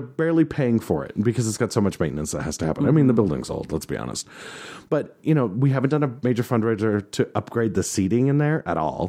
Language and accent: English; the West, United States; My hometown symphony